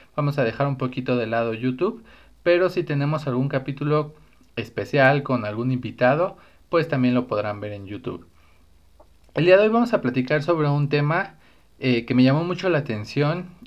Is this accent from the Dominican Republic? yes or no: no; Mexico